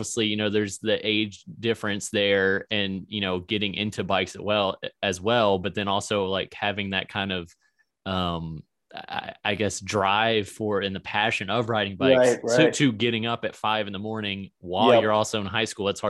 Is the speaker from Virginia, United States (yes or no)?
yes; Virginia, United States; now in Missouri, United States; I'm from Virginia. I'm in Missouri now